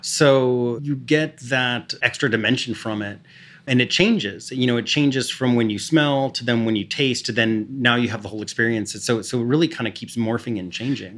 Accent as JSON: {"language": "English", "region": "Texas", "country": "United States", "tie": "born or raised there", "said": "I grew up in Texas where iced tea was, was daily."}